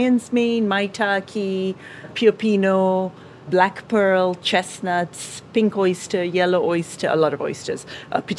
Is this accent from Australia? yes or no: no; Kenya; moved away as an adult; also born or lived in India / Upper Peninsula of Michigan; now in United States; I was born in India, but I grew up in Kenya, in East Africa, all my life